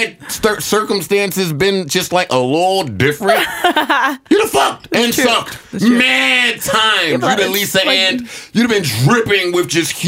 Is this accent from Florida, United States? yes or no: no; New Jersey, United States; I'm from North Jersey.